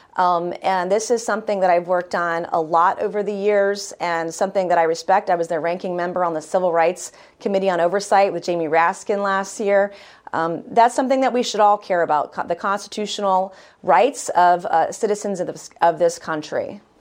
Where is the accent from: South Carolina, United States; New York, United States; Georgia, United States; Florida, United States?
South Carolina, United States; I'm proud of my home state of South Carolina.